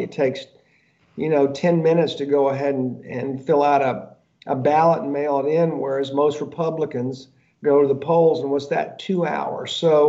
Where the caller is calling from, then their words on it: Georgia, United States; It's funny, I'm actually speaking from Georgia right now. So I know this in Georgia.